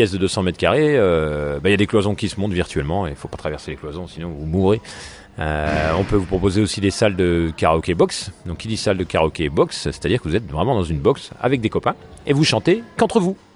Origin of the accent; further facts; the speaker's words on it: Dijon, Bourgogne-Franche-Comté, France; Donc euh, nous on est originaire de Dijon, on a déjà des, des, beaux complexes de loisirs à